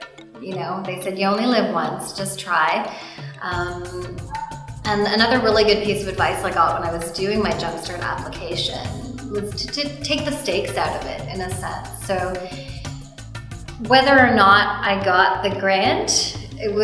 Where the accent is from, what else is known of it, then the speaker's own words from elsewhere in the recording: Canada; I was born here in Canada, but my parents immigrated here from Guyana